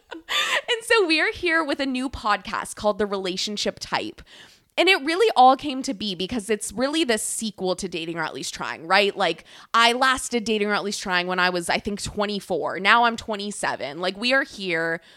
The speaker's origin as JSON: {"language": "English", "town": "San Diego", "region": "California", "country": "United States", "moved": "as an adult", "lives_now": "Maine, United States", "said": "I am from California"}